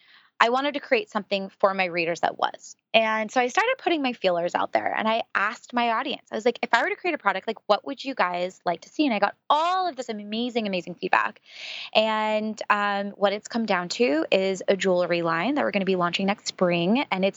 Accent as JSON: {"language": "English", "town": "San Francisco", "region": "California", "country": "United States", "tie": "born or raised there", "said": "Being from San Francisco, I grew up around Silicon Valley and a lot of, you know, just the tech world in general."}